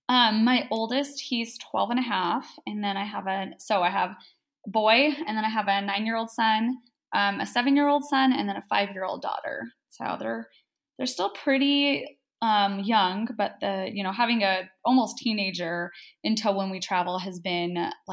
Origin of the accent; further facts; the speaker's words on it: Flagstaff, Arizona, United States; born there; So I was born in Flagstaff, Arizona. We didn't live there too terribly long. I don't remember anything about it. Some point we moved around Arizona a little bit.